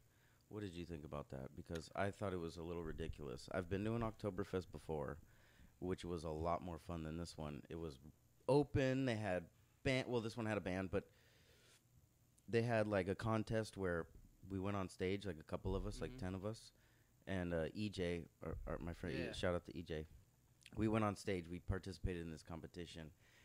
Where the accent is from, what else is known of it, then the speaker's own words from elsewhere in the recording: Irvine, California, United States; Irvine, I'm from Irvine.